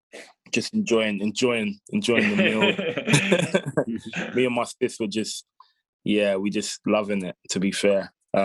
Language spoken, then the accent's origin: English; Ghana; So I think I can't put my finger on it, but I think as a Ghanaian, I'll say Ghanaian jollof the best.